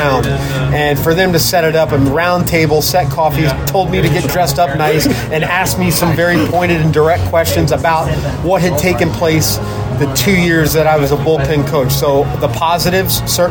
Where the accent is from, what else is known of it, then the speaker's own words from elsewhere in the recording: Tampa, Florida, United States; moved away as an adult; also born or lived in Cleveland; Being born and raised in Tampa